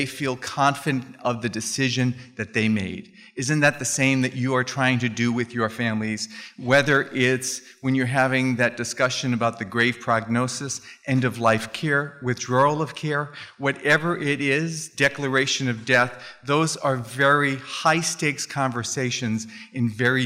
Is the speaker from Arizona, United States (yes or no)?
yes; Phoenix, Arizona, United States; I'm from Phoenix